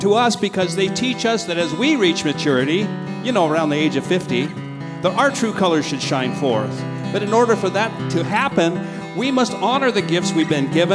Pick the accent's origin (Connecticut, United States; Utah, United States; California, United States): Utah, United States; moved away; also born or lived in Idaho / Arizona; I was born in Idaho and raised in Utah and Arizona